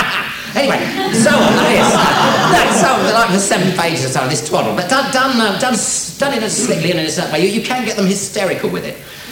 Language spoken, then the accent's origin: English; England, United Kingdom; accent: English; my English accent would come through